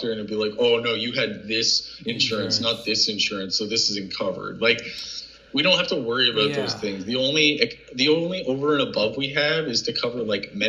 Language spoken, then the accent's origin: English; Canada; Canadians travel to the States